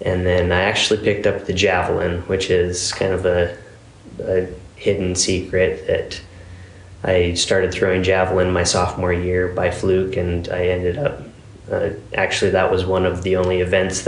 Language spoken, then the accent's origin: English; Utah, United States; I grew up in Utah